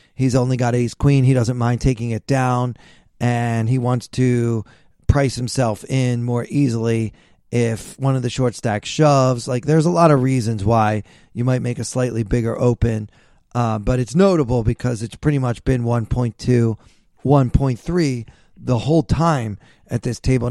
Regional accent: Maryland, United States; I'm from Maryland.

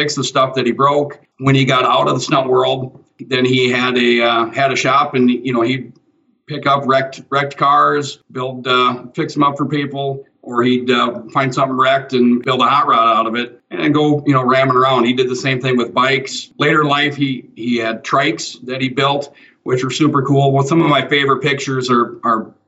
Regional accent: Spring Green, Wisconsin, United States; I grew up in Spring Green, where Ringbrothers are at.

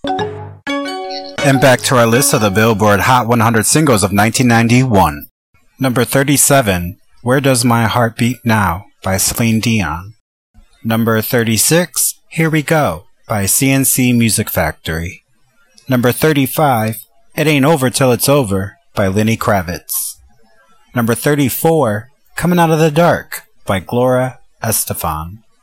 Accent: Detroit, Michigan, United States; growing up in Detroit, representing the D

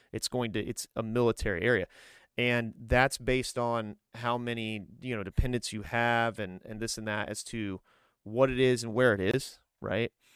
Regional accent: Grissom Air Force Base, Indiana, United States; moved away as an adult; also born or lived in Fort Drum, New York; I grew up outside of Grissom Air Force Base

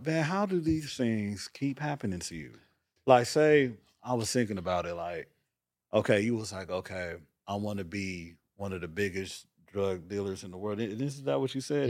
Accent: Los Angeles, California, United States; moved away; also born or lived in Atlanta, Georgia; growing up in South Central at the time

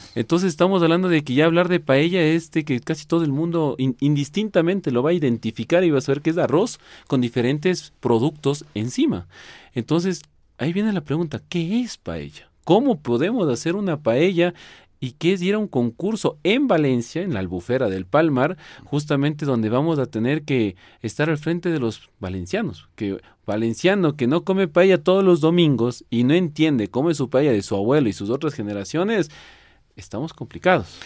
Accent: Quito, Pichincha, Ecuador; soy quiteño 100% y ecuatoriano de, de, orgullo total

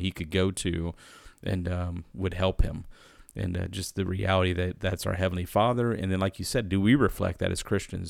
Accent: United States; as an American

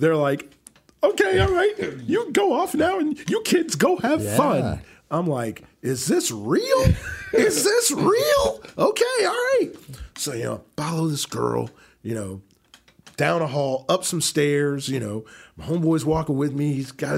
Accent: New Jersey, United States; So most guys are telling these girls things like, oh, yeah, you like … ? They're from my hometown.

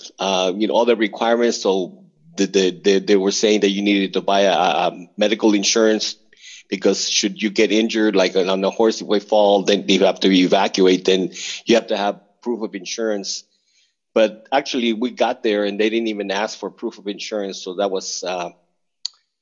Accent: Mexico; now in United States; I was born in Mexico

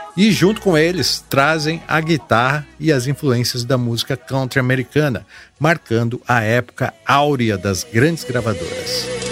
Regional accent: São José do Rio Preto region, interior of São Paulo, Brazil; accent: caipira; Aqui onde nasci era assim, interior de São Paulo, região de São José do Rio Preto

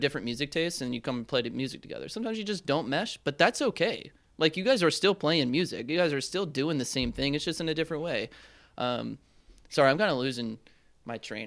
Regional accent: Charlotte, North Carolina, United States; moved away; from Charlotte, North Carolina

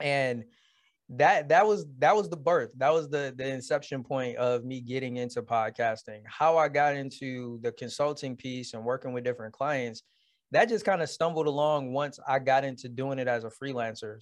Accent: Detroit, Michigan, United States; born and raised in Detroit, Michigan

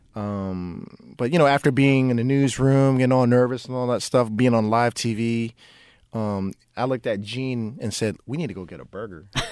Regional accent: Oakland, California, United States; I grew up in West Oakland

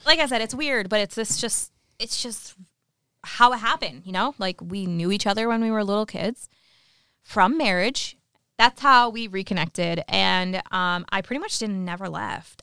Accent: New York, United States; moved away; I'm from New York. I was from New York

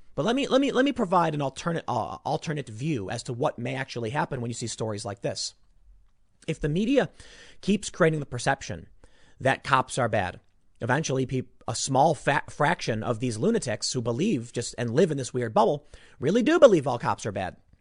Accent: Chicago, Illinois, United States; I'm from the South Side

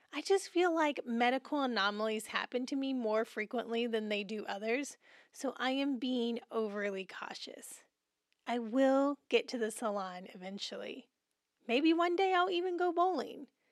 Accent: Seymour, Indiana, United States; I grew up in Seymour, Indiana, a mid-sized town in southern Indiana, about sixty miles from Indianapolis

